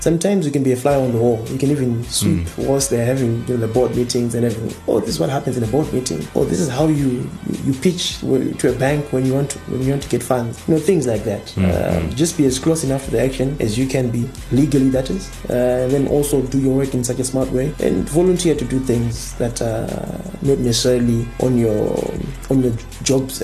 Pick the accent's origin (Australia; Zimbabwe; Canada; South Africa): Zimbabwe